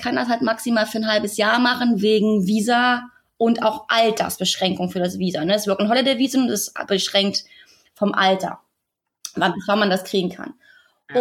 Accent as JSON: {"language": "German", "region": "Berlin", "country": "Germany", "also_born_or_lived": "Australia", "moved": "as an adult", "said": "Also wir sind ja ursprünglich aus Berlin und wir waren jetzt sechs Jahre in Australien und haben da gelebt."}